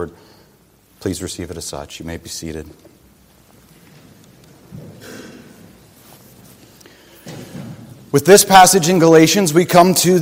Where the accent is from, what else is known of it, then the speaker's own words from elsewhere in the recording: Pennsylvania, United States; I grew up in Pennsylvania, my next door neighbor was my Uncle Dan